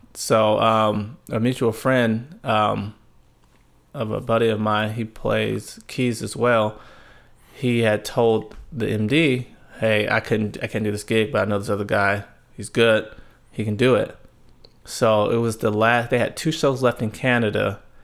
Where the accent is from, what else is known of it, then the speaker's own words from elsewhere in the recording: Tulare, California, United States; also born or lived in Fresno, California; a little town called Tulare. It's, uh, Central California